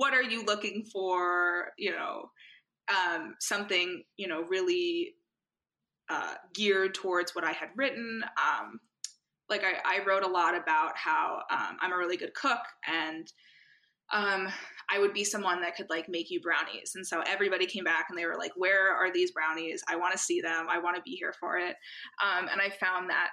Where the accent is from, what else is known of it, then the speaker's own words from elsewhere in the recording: United States; from the US and also I'm Jewish